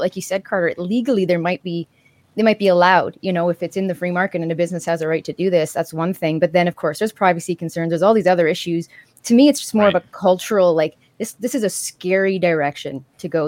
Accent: Canada; as a Canadian

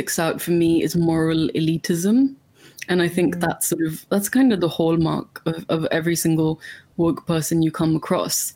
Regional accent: India; now in United Kingdom; I'm from India, which is like famously colonized part of the British Empire.

